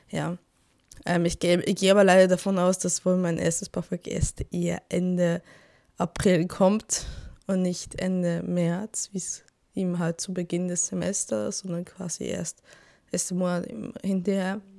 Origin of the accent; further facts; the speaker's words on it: Switzerland; now in Germany; ich bin ja Schweizerin.